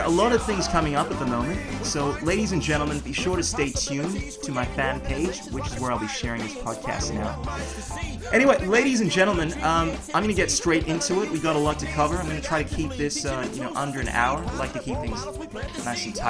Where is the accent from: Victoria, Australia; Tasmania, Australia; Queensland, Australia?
Victoria, Australia; Melbourne; born or raised there; also born or lived in Ghana